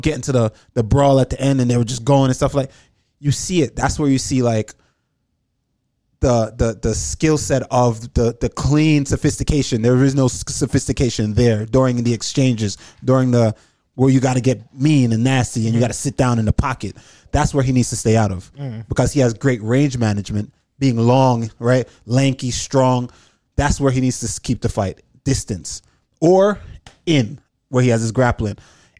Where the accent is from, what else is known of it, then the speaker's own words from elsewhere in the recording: Jamaica; moved away; also born or lived in New York; I'm Jamaican. Like I was raised in you Jamaica, lived there, yeah. Right? Lived there for majority of my life.